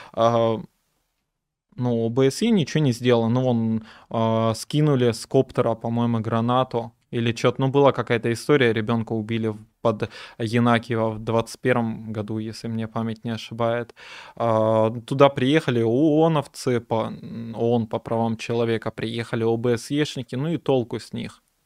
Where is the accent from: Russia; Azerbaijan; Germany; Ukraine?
Ukraine; Donetsk, Donetsk Oblast; moved away; also born or lived in Kyiv / Odesa; я из Донецка. Некоторое время я жил в Киеве и в Одессе.